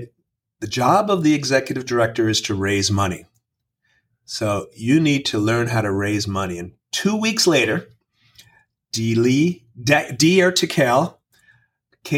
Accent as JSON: {"language": "English", "town": "New York City", "region": "New York", "country": "United States", "moved": "as an adult", "lives_now": "Kingwood, Texas, United States", "said": "I'm a New York City boy who got transplanted to a livable forest in Northeast Houston"}